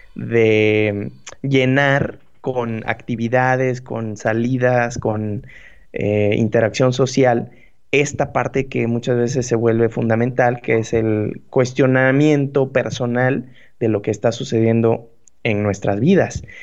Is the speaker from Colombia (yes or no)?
no; Mexico; como mexicanos que somos